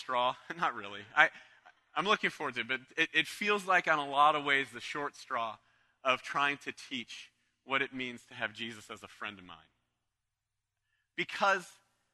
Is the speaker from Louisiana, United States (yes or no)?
no; Canton, Ohio, United States; I was from the Cleveland area, from Canton, Ohio, just down the road